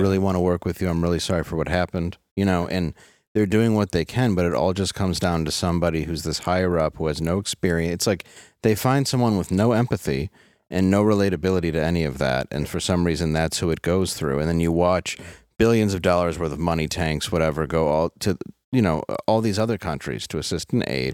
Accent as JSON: {"language": "English", "town": "Detroit", "region": "Michigan", "country": "United States", "said": "I'm from Detroit."}